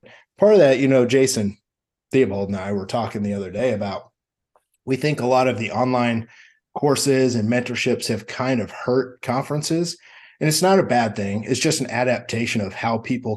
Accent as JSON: {"language": "English", "region": "Midwest", "country": "United States", "said": "I'm from the Midwest"}